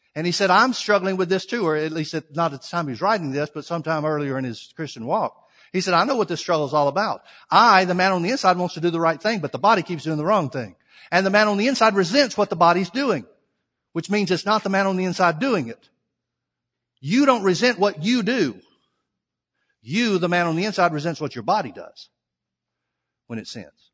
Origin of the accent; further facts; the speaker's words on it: Alabama, United States; I'm from the South. I'm from Alabama